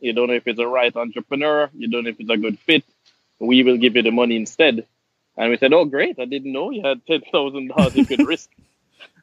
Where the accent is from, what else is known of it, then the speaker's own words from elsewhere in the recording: Jamaica; moved away; I'm Jamaican.